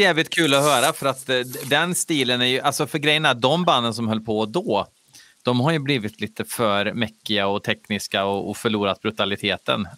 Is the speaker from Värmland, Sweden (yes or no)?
yes; Värmland, Sweden; accent: Värmländska; jag, jag pratar värmländska